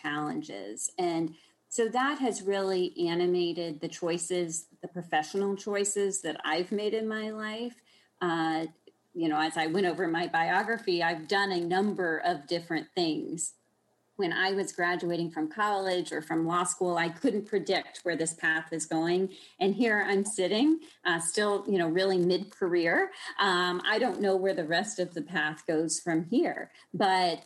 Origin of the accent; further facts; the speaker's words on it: Austin, Texas, United States; growing up in Texas, of course, in Austin